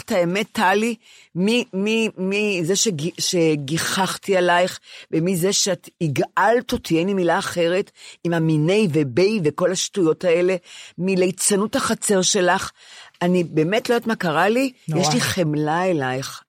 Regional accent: Ramat Gan, Tel Aviv District, Israel; אני רמת גנית.

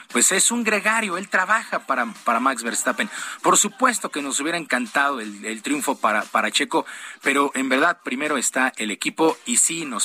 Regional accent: Mexico; nos falta aquí como mexicanos

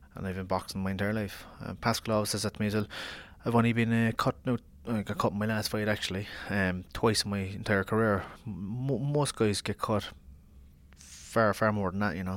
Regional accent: Ireland; I'm Irish

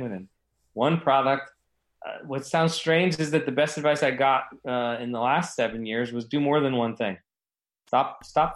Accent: New Jersey, United States; also born or lived in Los Angeles, California; born in New Jersey, lived there for a few years, and then my parents moved to L.A. And then when I was about 10, I moved back to New Jersey and stayed there through high school

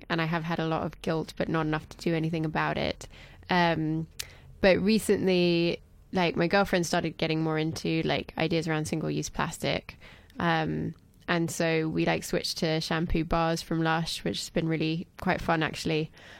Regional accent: France; moved away; I grew up in France

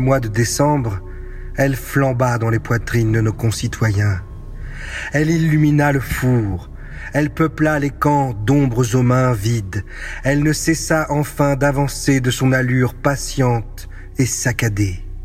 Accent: France; now in China; en tant que Français

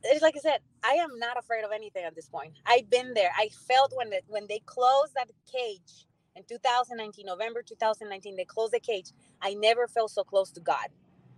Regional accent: San Antonio, Texas, United States; my hometown

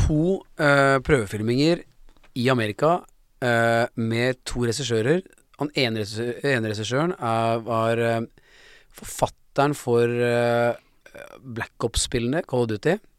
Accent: Oslo, Norway; Jeg kom fra Lambertseter

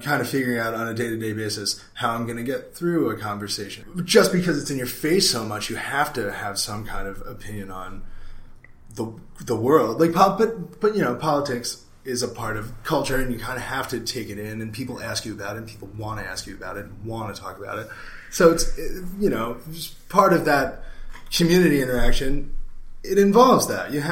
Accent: Lancaster, Pennsylvania, United States; I am from Lancaster, Pennsylvania.

